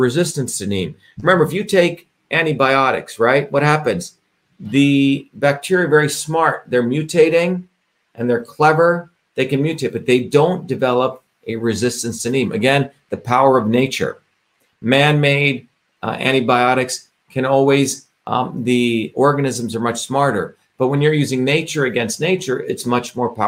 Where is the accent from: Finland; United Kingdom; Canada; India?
India; moved away; I grew up in India, as I've shared with you, where I experienced a caste system